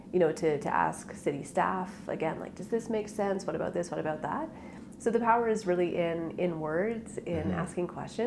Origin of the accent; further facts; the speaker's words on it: Edmonton, Alberta, Canada; So I grew up in Rio Terrace in the west end of Edmonton. I lived in the same house from sort of when I was in kindergarten to grade 12